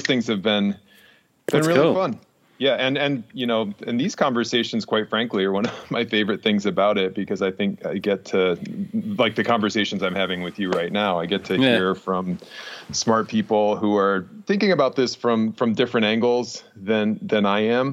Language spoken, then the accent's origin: English; upstate New York, United States; moved away; I grew up in upstate New York where there was tons of snow